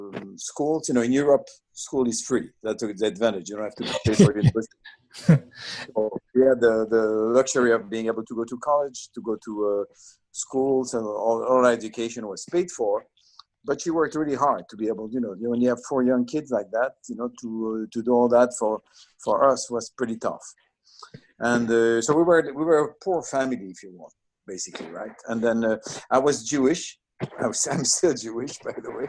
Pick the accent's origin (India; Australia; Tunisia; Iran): Tunisia; Bizerte, Bizerte Governorate; accent: French; also born or lived in Israel; now in United States; I was born in Tunisia, which is a French colony